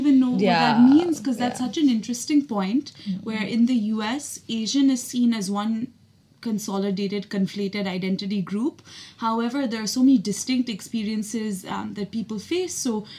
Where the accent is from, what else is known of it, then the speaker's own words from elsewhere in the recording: India; accent: Indian; now in New York, United States; My Indian accent is the one that's most natural to me, but I speak in an American accent 98% of the time